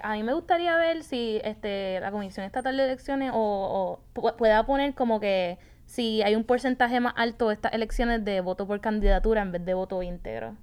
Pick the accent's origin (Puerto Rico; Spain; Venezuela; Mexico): Puerto Rico; moved away as an adult; also born or lived in Atlanta; creciendo aquí en Puerto Rico